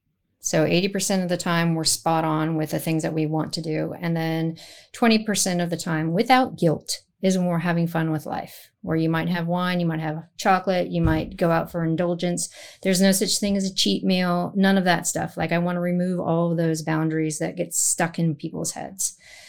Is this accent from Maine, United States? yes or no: no; San Francisco, California, United States; also born or lived in Netherlands; So I grew up in the Netherlands, spent formative childhood years there. We moved back to San Francisco, and San Francisco is what I call my hometown